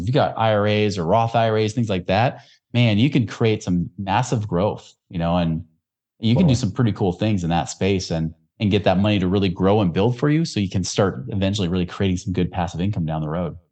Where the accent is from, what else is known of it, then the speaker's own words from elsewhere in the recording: Oregon, United States; where I grew up in Oregon